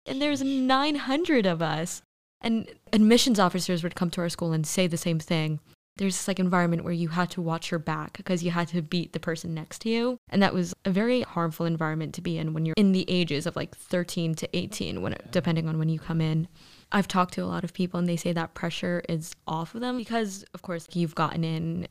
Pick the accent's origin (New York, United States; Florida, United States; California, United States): New York, United States; New York City; moved away as an adult; I'm from New York City, so I went to Stuyvesant High School